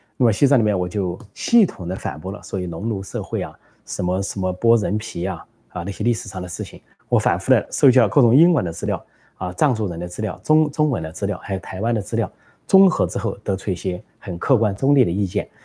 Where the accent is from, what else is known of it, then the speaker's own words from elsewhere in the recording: China; 我们中国人